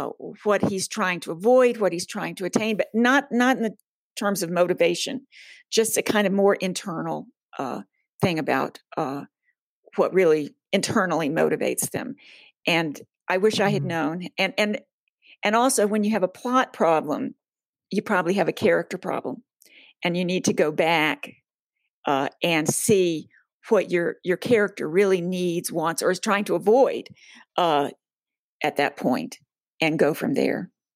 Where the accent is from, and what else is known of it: Charlotte, North Carolina, United States; born or raised there; now in West Coast, United States